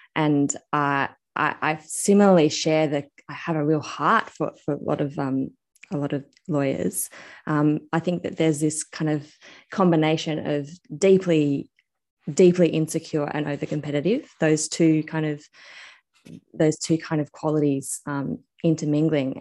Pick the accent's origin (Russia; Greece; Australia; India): Australia; I'm actually Australian